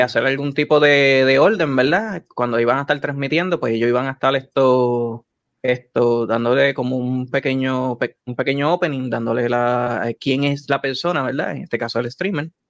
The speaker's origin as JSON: {"language": "Spanish", "town": "San Lorenzo", "country": "Puerto Rico", "said": "soy originalmente de, de, San Lorenzo. El pueblo de Chayán"}